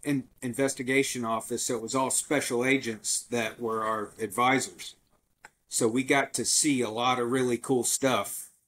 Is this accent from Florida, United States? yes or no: yes; Tampa, Florida, United States; I grew up in Tampa Bay or Tampa